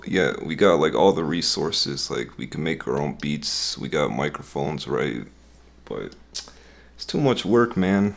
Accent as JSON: {"language": "English", "town": "Westmont", "region": "Illinois", "country": "United States", "tie": "born or raised there", "said": "Illinois, this, this town is called, uh, Westmont. It's, like, pretty close to Chicago"}